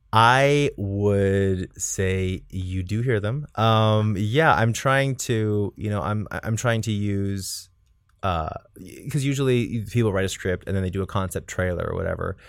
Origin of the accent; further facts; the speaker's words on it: South Texas, United States; moved away; my hometown in South Texas